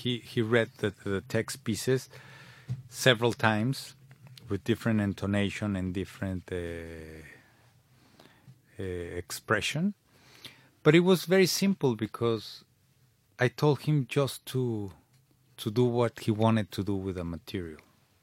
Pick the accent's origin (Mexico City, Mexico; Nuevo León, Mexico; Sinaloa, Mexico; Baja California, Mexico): Mexico City, Mexico; English is a second language; moved away as an adult; now in London, United Kingdom; I was born in Mexico City.